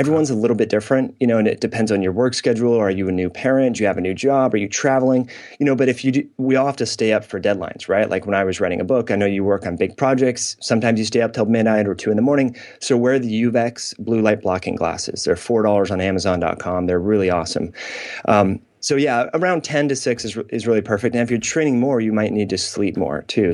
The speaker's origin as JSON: {"language": "English", "region": "Northern California", "country": "United States", "tie": "born or raised there", "said": "I grew up in Northern California."}